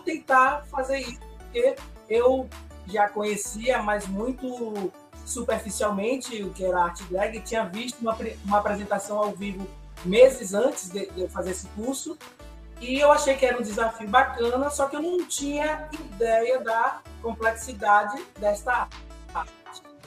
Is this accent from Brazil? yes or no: yes; Ilhéus, Bahia, Brazil; eu sou de Ilhéus, aqui no interior da Bahia, né? Litoral Sul